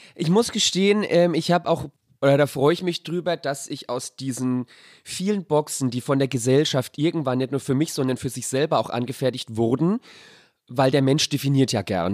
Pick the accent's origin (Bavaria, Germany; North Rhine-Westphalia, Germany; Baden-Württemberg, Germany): Bavaria, Germany; Sonnefeld